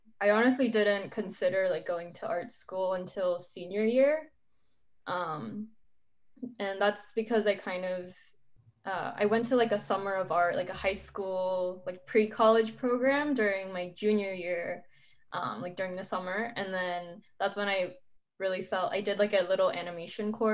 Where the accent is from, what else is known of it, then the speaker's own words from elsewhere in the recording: San Diego, California, United States; also born or lived in Ibaraki, Japan / Michigan / Los Angeles; most of my life I grew up in San Diego up until high school.